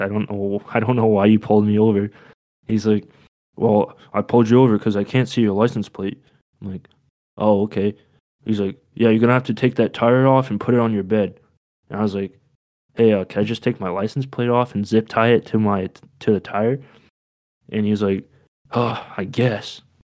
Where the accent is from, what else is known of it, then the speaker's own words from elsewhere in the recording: Maine, United States; I'm from Maine